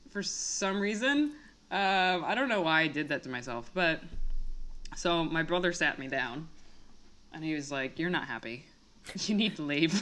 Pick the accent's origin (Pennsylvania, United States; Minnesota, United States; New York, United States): Minnesota, United States; Minneapolis; I'm from Minnesota